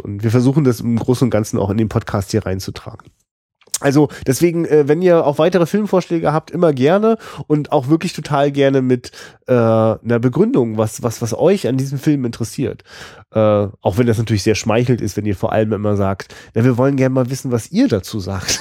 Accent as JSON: {"language": "German", "town": "Rostock", "region": "Mecklenburg-Vorpommern", "country": "Germany", "said": "als Rostocker"}